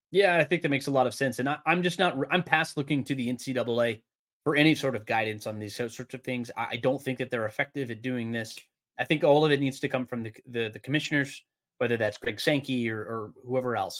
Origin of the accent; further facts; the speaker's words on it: Georgia, United States; I am a kid from Georgia